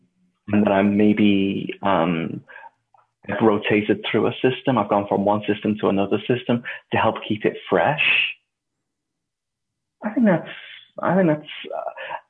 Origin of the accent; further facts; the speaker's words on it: England, United Kingdom; now in United States; being an Englishman in America.